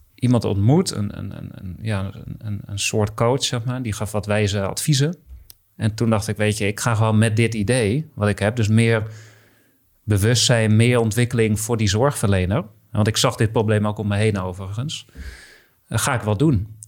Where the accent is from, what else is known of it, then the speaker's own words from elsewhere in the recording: Heerhugowaard, North Holland, Netherlands; ik kom uit Herengewaard, dus eh, ook al West-Friesland genoemd